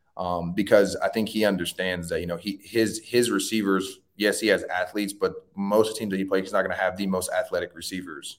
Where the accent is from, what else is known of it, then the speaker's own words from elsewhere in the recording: Tallahassee, Florida, United States; I was born in Tallahassee Memorial